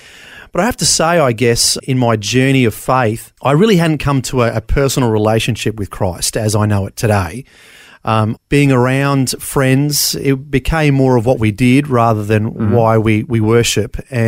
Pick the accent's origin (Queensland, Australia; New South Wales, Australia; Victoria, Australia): Queensland, Australia; Brisbane; born there; So I was born in Bris Vegas, keeping the Elvis theme. Brisbane, Queensland, like most people in the 70s and 80s, born in the Mater Hospital.